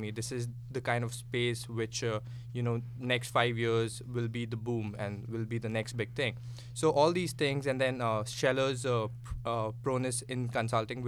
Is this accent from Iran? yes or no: no; India; moved away as an adult; now in Atlanta, United States; I come from India, and I did my undergrad